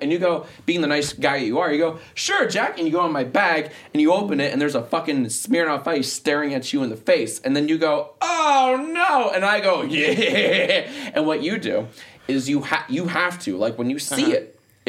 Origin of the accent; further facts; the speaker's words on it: Australia; I'm Aussie.